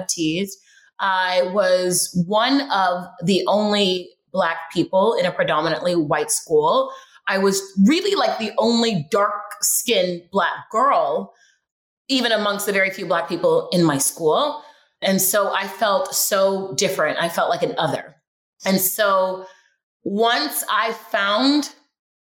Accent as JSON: {"language": "English", "town": "Houston", "region": "Texas", "country": "United States", "tie": "born or raised there", "also_born_or_lived": "Los Angeles, California", "moved": "as an adult", "said": "I grew up in Houston, Texas, and moved to LA when I was like 20 something"}